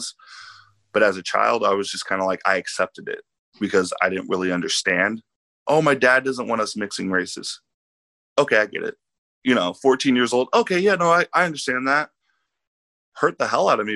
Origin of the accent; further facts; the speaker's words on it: Lane County, Oregon, United States; growing up in Lane County, we all know it's predominantly white.